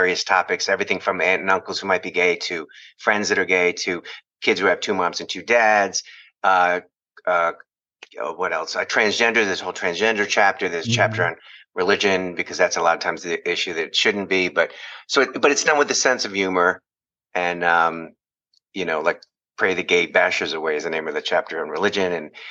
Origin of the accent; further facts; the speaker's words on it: Long Island, New York, United States; moved away as an adult; now in Van Nuys, United States; I grew up in Long Island